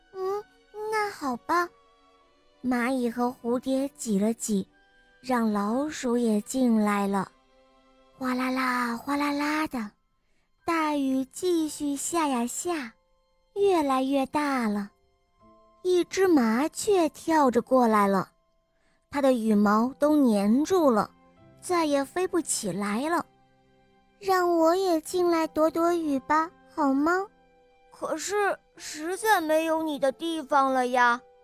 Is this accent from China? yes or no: yes; Jiangsu, China; 今年八岁了。我来自江苏